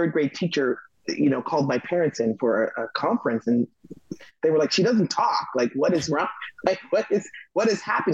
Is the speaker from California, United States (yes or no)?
yes; Los Angeles, California, United States; I grew up in Los Angeles, California